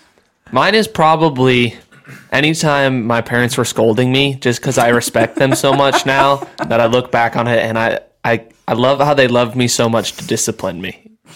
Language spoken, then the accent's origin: English; Sioux Falls, South Dakota, United States; moved away; I'm from Sioux Falls, like I said, and my family's still there for the most part